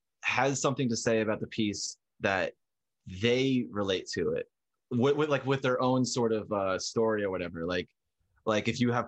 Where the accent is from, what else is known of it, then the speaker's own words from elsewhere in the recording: Northwestern New Jersey, United States; And I grew up in Northwestern New Jersey.